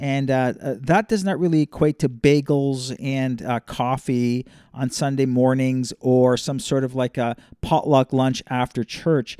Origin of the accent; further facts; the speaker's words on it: Toronto, Ontario, Canada; moved away; grew up in a big city, though, so growing up in Toronto is a very much a urban, uh, cosmopolitan, global type city